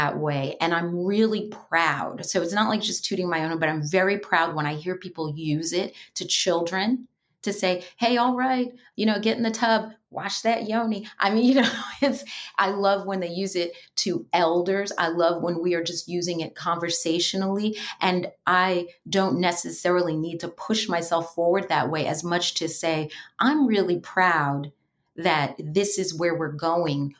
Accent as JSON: {"language": "English", "town": "New York City", "region": "New York", "country": "United States", "tie": "born or raised there", "said": "growing up in New York City"}